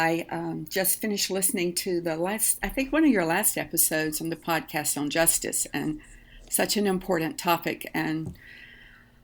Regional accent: South Carolina, United States; moved away; I grew up in rural South Carolina outside of Greenville, which is now not a rural area

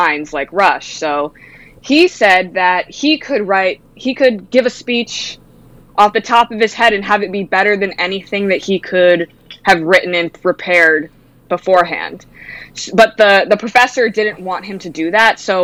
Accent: New England, United States; I grew up listening to Howie Carr because I grew up in New England

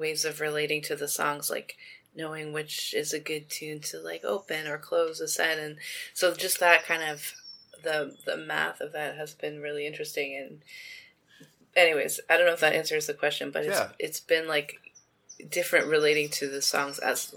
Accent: Toronto, Ontario, Canada; I'm from Toronto

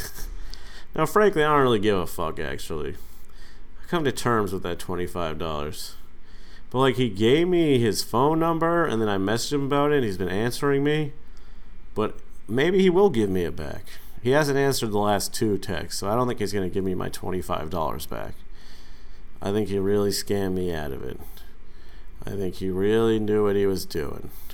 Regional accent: Massachusetts, United States; now in New York City, United States; my home state of Massachusetts

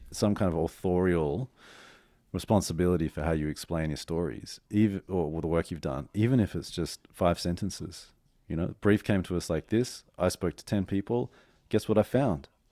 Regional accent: Australia; moved away as an adult; now in New York, United States; I'm in New York as an Aussie

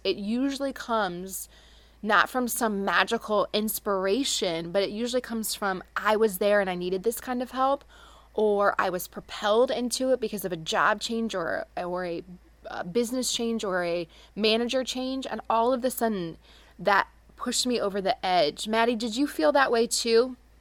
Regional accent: Carmel, Indiana, United States; all the way from Carmel, Indiana, which is my hometown

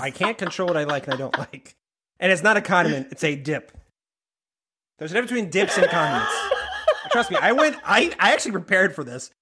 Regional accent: Maine, United States; growing up in Maine

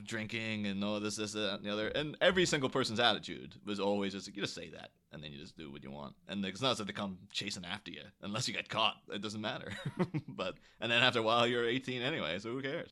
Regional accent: Ireland; I grew up in Ireland in the early two thousands

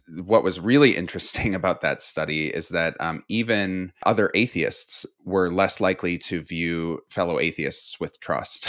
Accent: Midwest, United States; a queer kid growing up in the Midwest

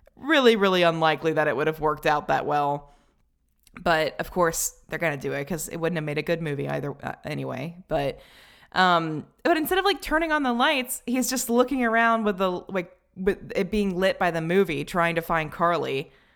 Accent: Tennessee, United States; I'm from the South, because Tennessee is pretty firmly in the South

